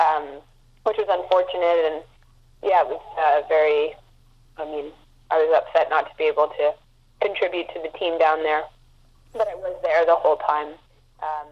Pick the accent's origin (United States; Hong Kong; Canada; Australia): Canada; Montreal, Quebec; now in Vancouver, Canada; it was my hometown